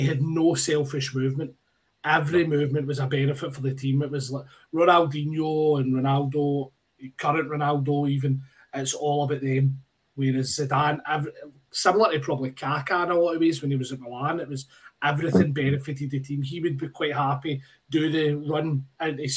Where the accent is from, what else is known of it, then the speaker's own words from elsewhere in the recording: Scotland, United Kingdom; I'm Scottish